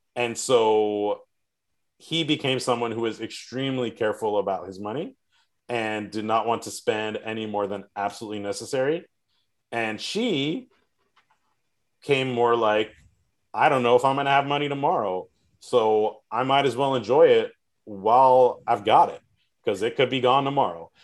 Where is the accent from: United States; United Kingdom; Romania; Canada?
United States; South Florida; I grew up in South Florida and live here